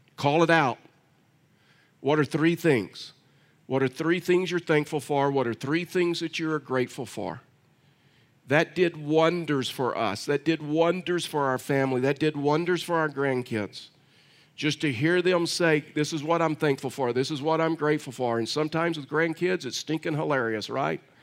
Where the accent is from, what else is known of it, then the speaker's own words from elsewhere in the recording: Texas, United States; I'm from Texas